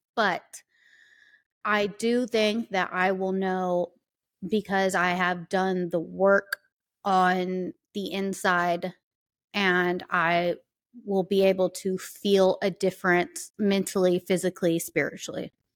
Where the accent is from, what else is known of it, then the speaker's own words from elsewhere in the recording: the South, United States; I am from the South and I lived that fucking life